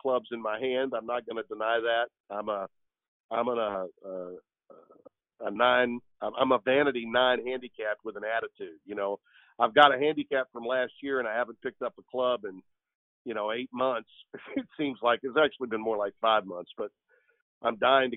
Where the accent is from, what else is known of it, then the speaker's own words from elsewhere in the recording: the South, United States; moved away as an adult; also born or lived in Connecticut; I was born and raised in the South